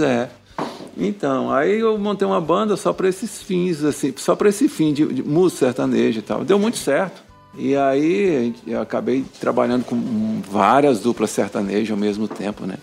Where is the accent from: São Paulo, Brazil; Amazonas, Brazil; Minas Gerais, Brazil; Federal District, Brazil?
Minas Gerais, Brazil; now in Brasília, Brazil; eu sou de Minas Gerais, né? Interior de Minas